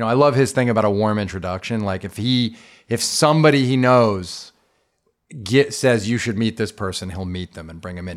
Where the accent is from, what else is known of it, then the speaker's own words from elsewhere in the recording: Long Island, New York, United States; I grew up on Long Island